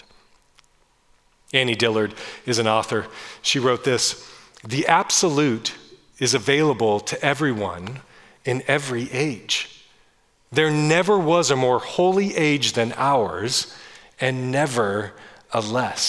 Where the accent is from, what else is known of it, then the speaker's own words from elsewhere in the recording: Northern California, United States; I grew up in Northern California in small coastal towns